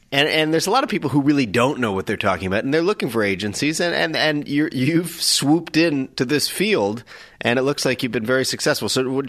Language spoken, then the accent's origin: English; Toronto, Ontario, Canada; moved away as an adult; also born or lived in Nova Scotia / United States; I'm originally from Nova Scotia, but I grew up in Toronto.